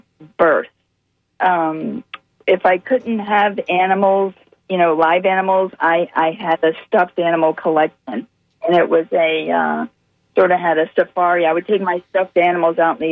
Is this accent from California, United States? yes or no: no; Chuluota, Florida, United States; 1968, I was born and raised in Chuliota, Florida